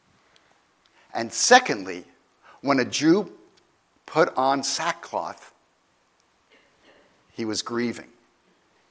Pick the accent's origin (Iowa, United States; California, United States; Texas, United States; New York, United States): New York, United States; I'm from New York